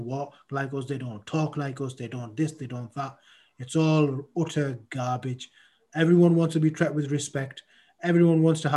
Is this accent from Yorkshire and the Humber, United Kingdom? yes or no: no; Middlesbrough, North East England, United Kingdom; I was born here. I see myself as a Middlesbrough lad.